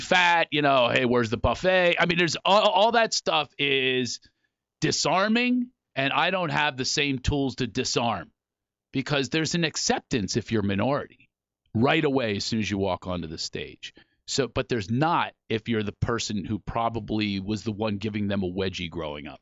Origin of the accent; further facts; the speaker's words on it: Philadelphia, Pennsylvania, United States; I grew up in Philly.